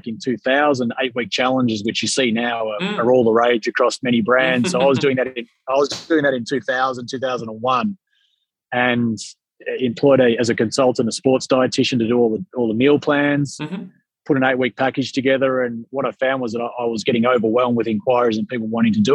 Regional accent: Melbourne, Victoria, Australia; moved away as an adult; also born or lived in London

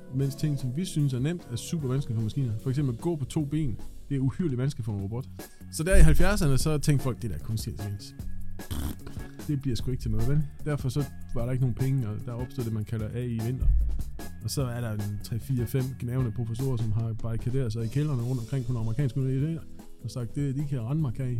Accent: Thisted, North Denmark Region, Denmark; Jeg er født i Thisted

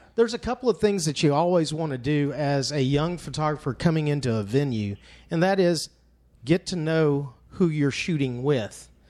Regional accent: Fort Worth, Texas, United States; as a young kid growing up in Cowtown

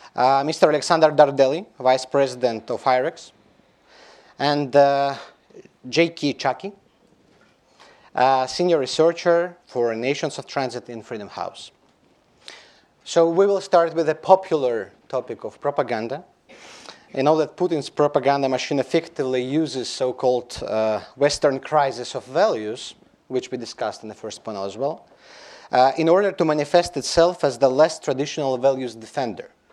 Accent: Belarus; We in Belarus, I'm from Belarus

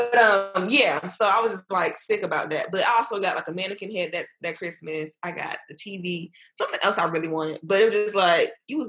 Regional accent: Miami, Florida, United States; I'm from Miami. We didn't have basements.

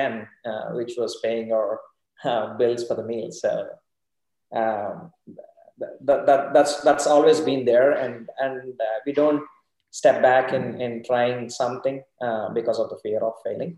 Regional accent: India; moved away as an adult; also born or lived in Dallas, Texas; now in McKinney, United States; I'm from India, been in Dallas since 2010.

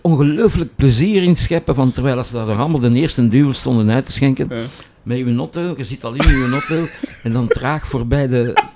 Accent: Boom, Flanders, Belgium; ik kom uit Boom, dat is een eenvoudige arbeidersstreek

